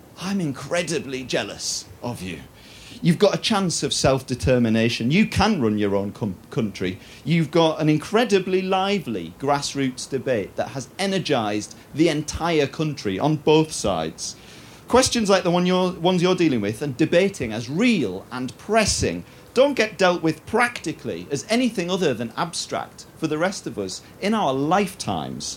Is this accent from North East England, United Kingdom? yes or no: yes; Teesside, North East England, United Kingdom; As a northeast Englander, more specifically as a Teesider, I've always proudly identified as British rather than English